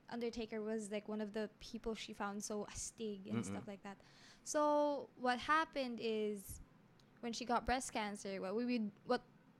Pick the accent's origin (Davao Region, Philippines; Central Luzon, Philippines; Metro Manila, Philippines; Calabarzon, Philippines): Central Luzon, Philippines; Olongapo; Yeah, I grew up in Subic.